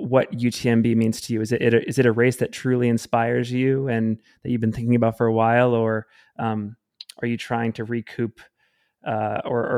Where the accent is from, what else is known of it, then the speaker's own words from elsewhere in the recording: Salt Lake City, Utah, United States; based here in my hometown of Salt Lake City, Utah